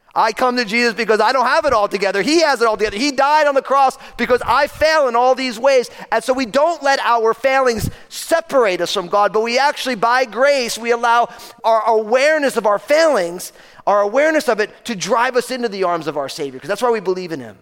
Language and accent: English; New Jersey, United States; I'm from New Jersey